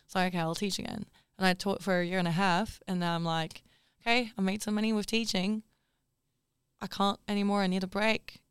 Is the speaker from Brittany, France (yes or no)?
no; Paris, Île-de-France, France; moved away; also born or lived in Perth / Melbourne; I grew up in Paris